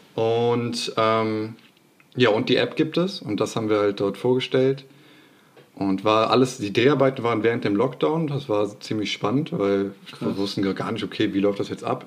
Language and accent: German; Bergisch Gladbach, North Rhine-Westphalia, Germany; ich komme aus Refrath oder Bergisch Gladbach, wer das nicht kennt.